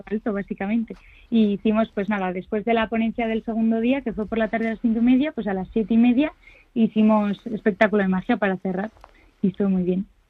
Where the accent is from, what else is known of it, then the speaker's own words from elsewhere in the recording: Madrid, Community of Madrid, Spain; quienes somos de Madrid